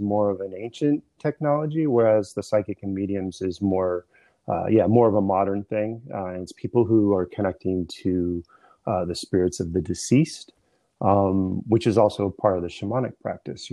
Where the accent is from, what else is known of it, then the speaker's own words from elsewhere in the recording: San Diego, California, United States; now in East Coast, United States; My family's Irish, but I grew up in San Diego